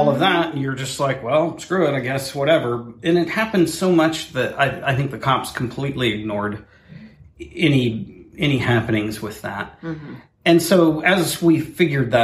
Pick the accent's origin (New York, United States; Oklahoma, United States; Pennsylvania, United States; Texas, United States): Oklahoma, United States; Chandler; I grew up in Chandler, which is, call it 30 miles from the edge of Oklahoma City.